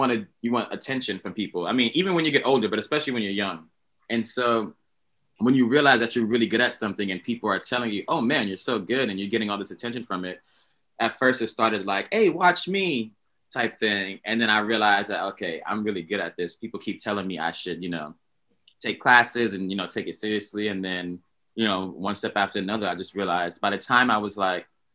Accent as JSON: {"language": "English", "region": "New York", "country": "United States", "tie": "born or raised there", "said": "I grew up in New York"}